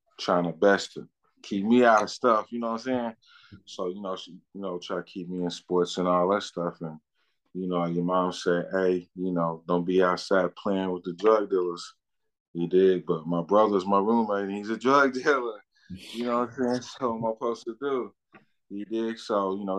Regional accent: Lexington, Kentucky, United States; I'm from Lexington, Kentucky, Bluegrass Ashmondale Projects. That's where I grew up at, on the east side of town.

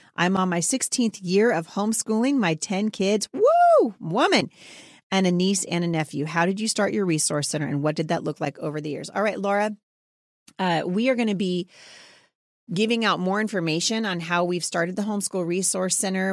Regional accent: Battle Ground, Washington, United States; my hometown. of Battleground Washington

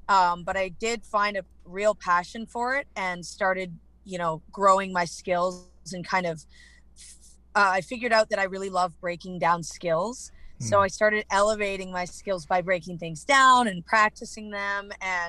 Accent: British Columbia, Canada; accent: Canadian; moved away as an adult; now in Texas, United States; So I'm from Canada. Okay. I was in BC all my life, but I've recently moved to Texas.

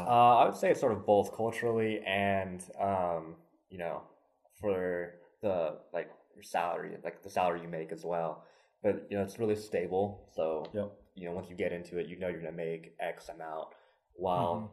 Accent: Lexington, Kentucky, United States; I was actually born and raised in Lexington

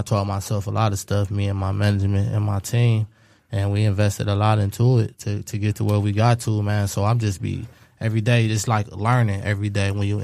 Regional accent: Cleveland, Ohio, United States; I'm from Cleveland

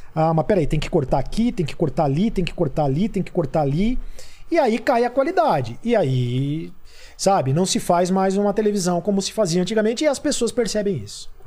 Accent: Itapira, São Paulo, Brazil; moved away; eu sou do interior de São Paulo, né? Eu sou de Itapira

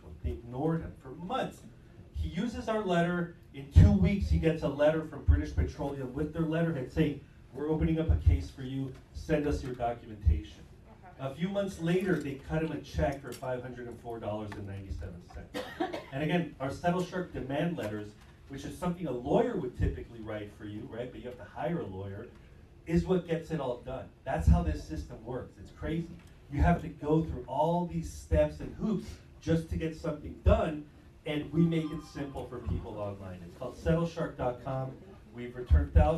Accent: Tallahassee, Florida, United States; I'm from Tallahassee, Florida

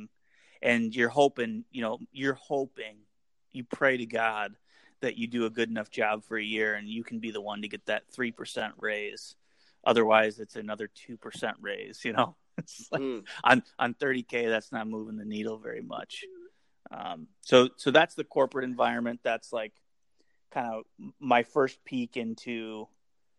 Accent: Iowa, United States; moved away as an adult; also born or lived in Minneapolis, Minnesota; we moved to Minneapolis from Iowa

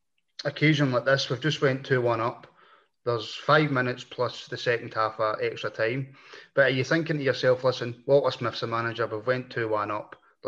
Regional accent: Glasgow, Scotland, United Kingdom; now in Lanarkshire, United Kingdom; I was born in Glasgow, raised in Glasgow, now I live in Lanarkshire.

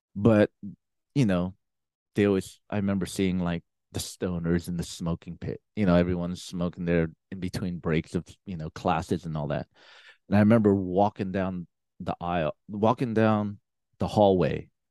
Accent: San Francisco, California, United States; I grew up in San Francisco

